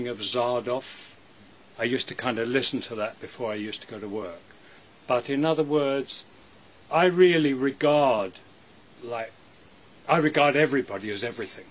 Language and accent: English; England, United Kingdom; I'm an English actor